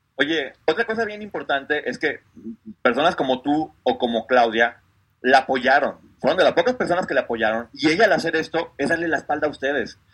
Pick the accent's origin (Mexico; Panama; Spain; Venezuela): Mexico; un orgullo como mexicanos